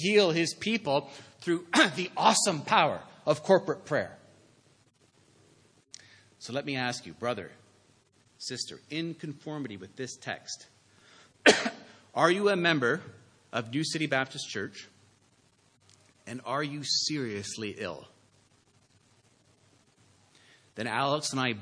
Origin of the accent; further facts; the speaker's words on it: Canada; I'm saying as a Canadian